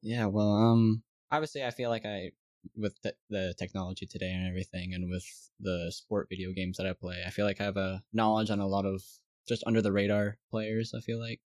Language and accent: English; South Carolina, United States; I'm from South Carolina.